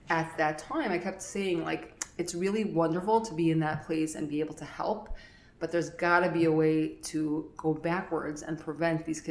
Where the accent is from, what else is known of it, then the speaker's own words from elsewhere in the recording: New York City, New York, United States; I grew up in Flatbush, lived here my whole life